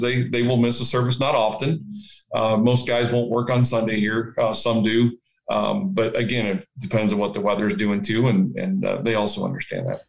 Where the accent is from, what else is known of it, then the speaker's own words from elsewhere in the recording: Leroy, Ohio, United States; I grew up in Leroy, Ohio